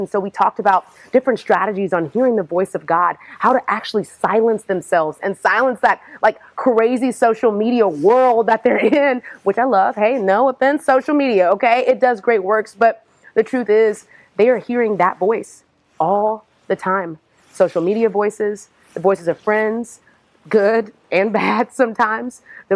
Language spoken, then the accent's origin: English; Houston, Texas, United States; now in Atlanta, United States; I am originally from Houston, Texas